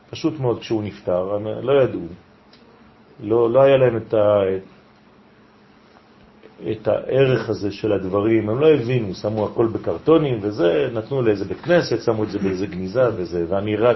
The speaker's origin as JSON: {"language": "Hebrew", "country": "Israel", "tie": "born there", "said": "עולים עכשיו לאונייה, כולם. והם הגיעו לארץ ונולדתי פה."}